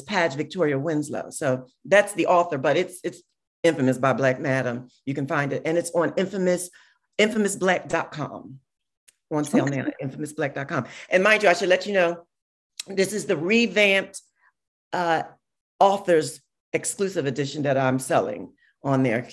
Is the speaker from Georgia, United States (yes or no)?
no; Philadelphia, Pennsylvania, United States; I'm a girl from South Philly